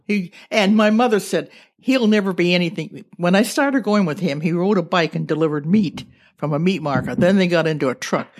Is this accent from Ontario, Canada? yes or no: yes; Thunder Bay, Ontario, Canada; moved away as an adult; also born or lived in Ottawa; now in Nanaimo, Canada; I was born in Fort William, Ontario, which is now Thunder Bay.